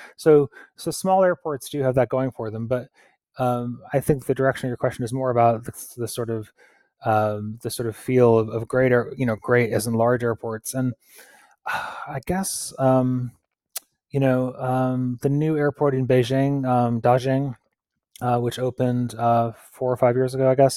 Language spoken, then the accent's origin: English; Pittsfield, Massachusetts, United States; my hometown, uh, Pittsfield in Massachusetts